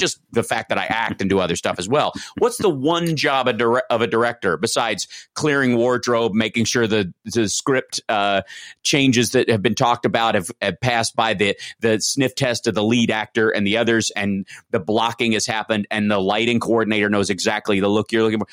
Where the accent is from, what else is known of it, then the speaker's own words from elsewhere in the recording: Kentucky, United States; I'm from Kentucky